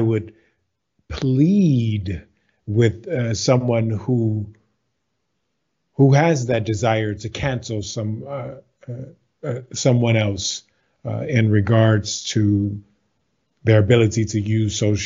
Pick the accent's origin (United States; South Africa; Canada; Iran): United States; Baton Rouge, Louisiana; I am from the States. So I'm from Baton Rouge, Louisiana.